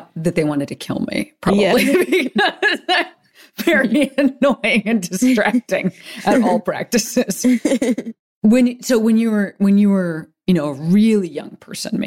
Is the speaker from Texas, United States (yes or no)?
no; Western Springs, Illinois, United States; I'm from Western Springs, which is, like, near Hinsdale